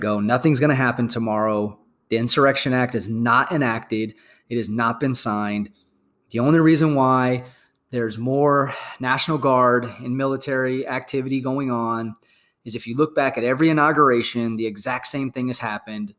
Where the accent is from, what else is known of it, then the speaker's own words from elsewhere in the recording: United States; as an American patriot